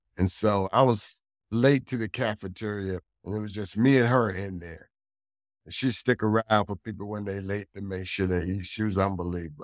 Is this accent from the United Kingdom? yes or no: no; Hartford, Connecticut, United States; I'm born and raised in Hartford, Connecticut